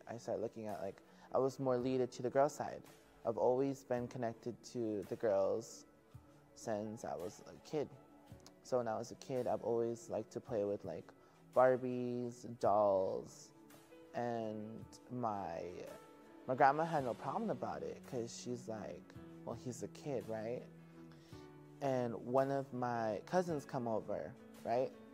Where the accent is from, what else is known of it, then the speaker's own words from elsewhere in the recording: Simi Valley, California, United States; also born or lived in Santa Paula, California; I'm from Santa Paula, California and raised in Simi Valley